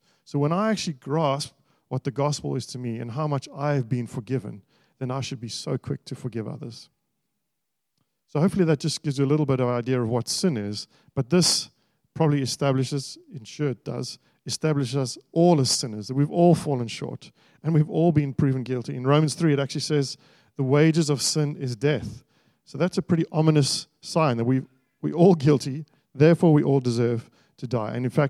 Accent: Australia; as an Australian society where there is so many different kinds of people, so many different backgrounds, so many different nationalities, lots of things that are different, there must be something that makes us gather together

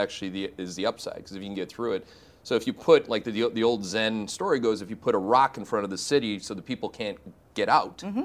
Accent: Canada; as a Canadian

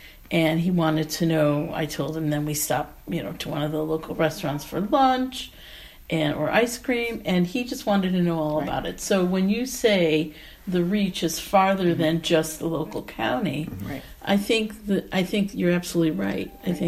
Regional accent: Cleveland, Ohio, United States; I told him I'm from Cleveland

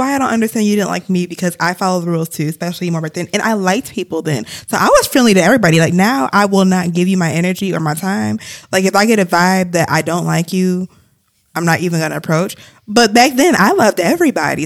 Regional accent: Ann Arbor, Michigan, United States; my hometown where I grew up

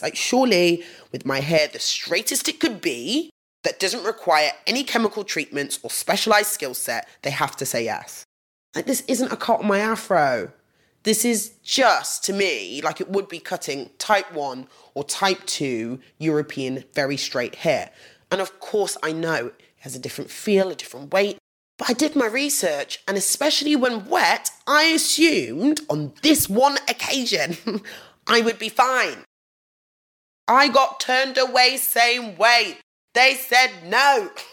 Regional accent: Nottingham, East Midlands, United Kingdom; I grew up in Nottingham.

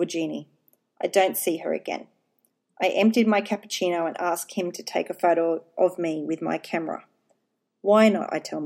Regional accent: Australia; accent: Australian twang; He knows I am Australian. That lovely Australian twang of mine

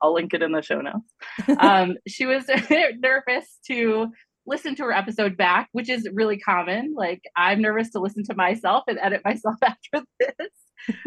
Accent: Michigan, United States; now in Colorado, United States; I grew up in Michigan.

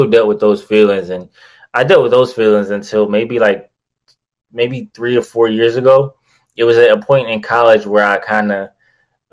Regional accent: Detroit, Michigan, United States; I'm from Detroit. Grew up in Detroit pretty much my whole life, till around like 18 or 19 years old before I went out to college

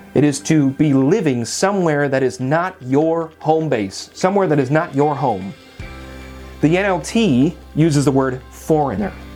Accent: United States; we are American citizens

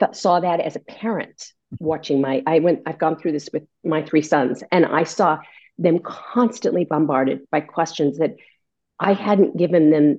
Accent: California, United States; I went to the University of California in San Diego because I grew up in California

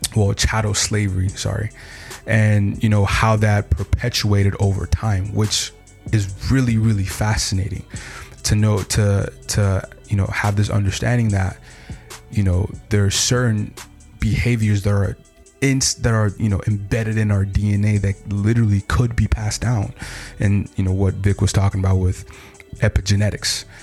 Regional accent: United States; I consider myself an African American, mm-hmm. right? Still having my African roots, mm-hmm. but I know I grew up in an American culture

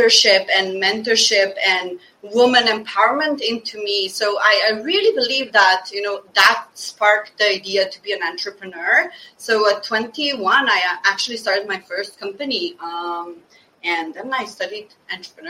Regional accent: Slovenia; moved away as an adult; also born or lived in Bosnia (parents); now in Stockholm, Sweden; I'm born in Slovenia, a very, very tiny country with 2 million inhabitants, to Bosnian parents

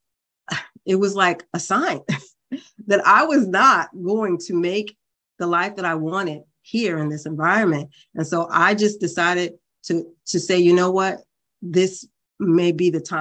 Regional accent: New York City, New York, United States; I grew up in Brooklyn, New York

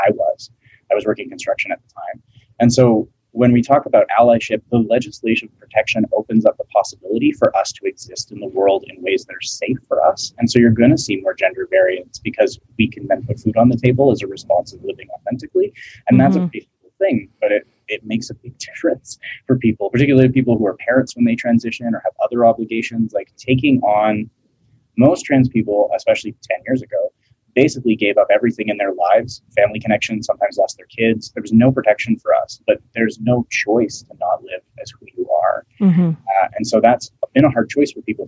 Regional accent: Alberta, Canada; I'm from Alberta

